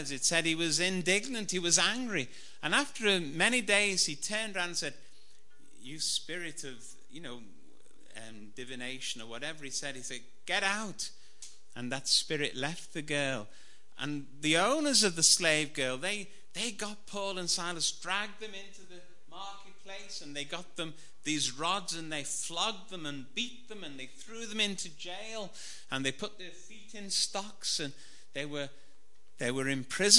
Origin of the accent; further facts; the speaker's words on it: Liverpool, North West England, United Kingdom; I was brought up in Anfield in Liverpool.